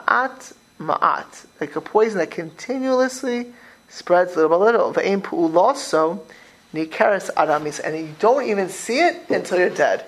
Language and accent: English; Florida, United States; I grew up in Florida